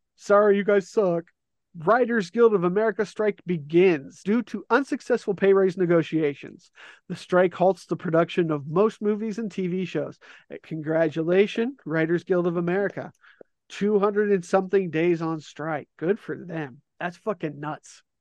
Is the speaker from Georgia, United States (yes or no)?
no; Arizona, United States; born or raised there